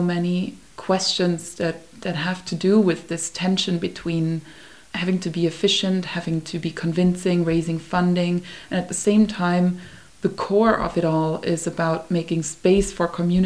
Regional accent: Vienna, Austria; moved away; I grew up in Vienna, where you don't even say hi to your neighbor when you walk past

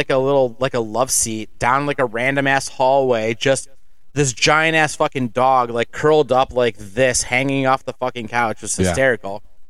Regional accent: Cleveland, Ohio, United States; And we're like, oh, Cleveland, Ohio.

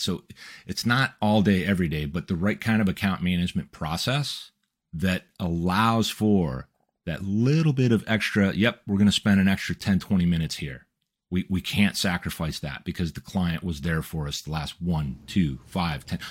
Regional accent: Midwest, United States; we come from the Midwest

